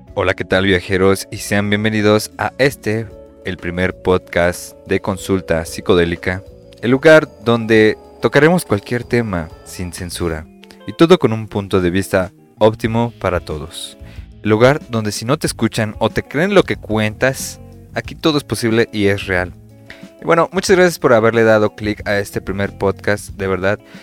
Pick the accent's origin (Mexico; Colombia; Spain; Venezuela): Mexico; mi país son temas este país, México